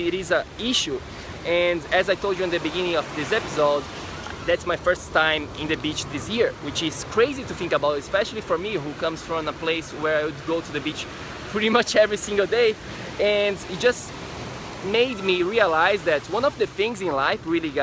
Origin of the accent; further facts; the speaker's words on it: Florianópolis, Santa Catarina, Brazil; moved away; I am from Brazil. I am from a city in Brazil called Florianópolis